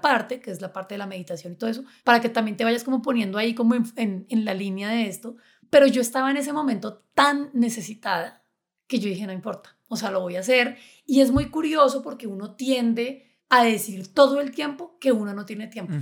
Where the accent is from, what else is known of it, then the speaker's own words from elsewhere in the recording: Chía, Cundinamarca, Colombia; yo crecí en Chía y en Chía había muchos colibríes.